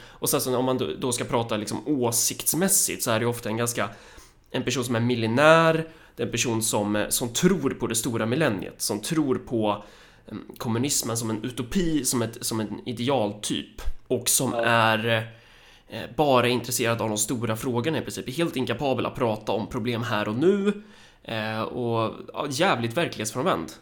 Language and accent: Swedish; Sweden; vi som svenskar så har vi ju en viss sorts kultur